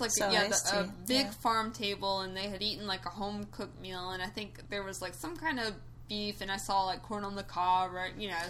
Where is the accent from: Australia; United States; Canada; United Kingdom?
United States; the South; I grew up in the South